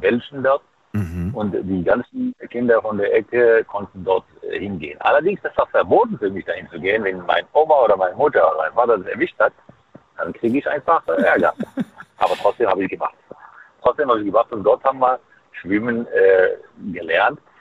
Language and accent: German; Fes, Fès-Meknès, Morocco; German is a second language; now in Saarland, Germany; ich bin geboren in Marokko, deswegen in Fes